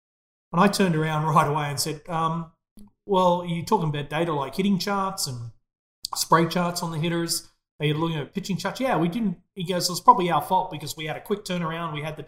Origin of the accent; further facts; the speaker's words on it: Australia; as an Australian, incredibly proud of that moment.